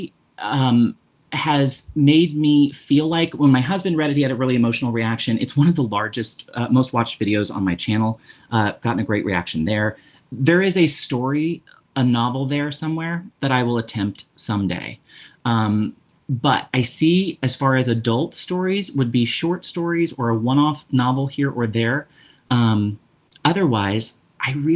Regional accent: Jefferson City, Missouri, United States; now in St. Louis, United States; I live in St. Louis, but I grew up in Jefferson City, Missouri

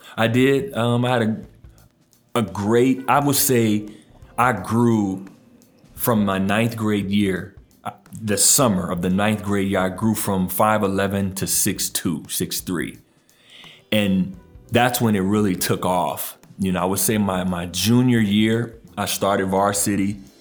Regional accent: Tacoma, Washington, United States; born or raised there; moved away as an adult; also born or lived in New Orleans, Louisiana / Roseburg, Oregon / Idaho; now in Portland, United States

